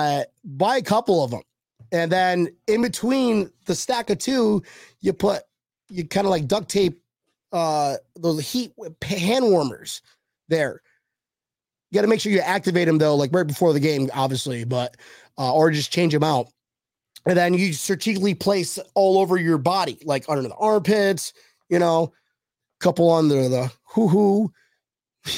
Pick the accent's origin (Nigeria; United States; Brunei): United States; Western New York; now in Florida, United States; I grew up in Western New York